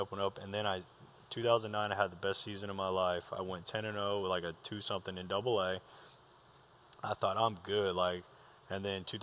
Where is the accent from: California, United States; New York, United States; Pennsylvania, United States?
California, United States; Moreno Valley; so I grew up in Moreno Valley. Well, we bounced around a lot, but most of my uh, adolescent years was in Moreno Valley, California.